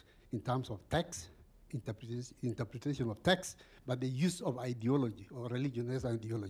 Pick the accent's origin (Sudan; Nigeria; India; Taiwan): Sudan; now in Syracuse, United States; I'm originally from Sudan.